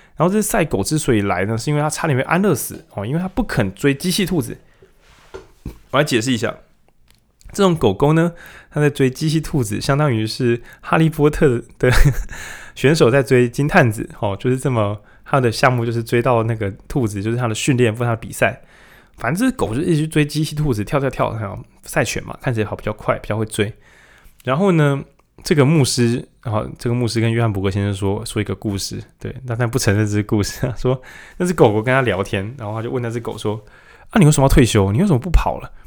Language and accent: Chinese; Lukang, Changhua County, Taiwan; 我从鹿港来